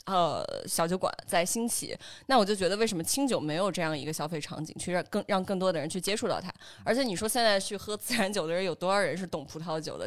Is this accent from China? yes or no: yes; Chengdu, Sichuan, China; now in Beijing, China; 因为我是成都人